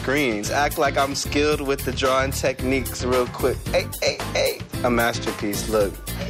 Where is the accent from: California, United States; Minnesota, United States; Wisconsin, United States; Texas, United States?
Texas, United States; El Paso; moved away; also born or lived in Germany; I'm an artist from El Paso, Texas, 22 years old. And fun fact, I lived in Germany for 6 years.